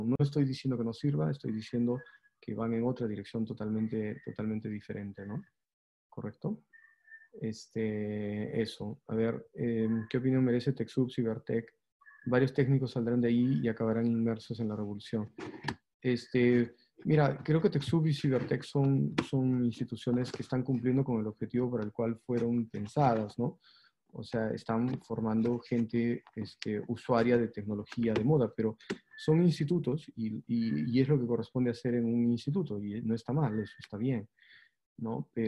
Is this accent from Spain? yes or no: no; Peru; pero nosotros en el Perú somos peruanos, entonces este, nosotros decimos que sí, ¿no?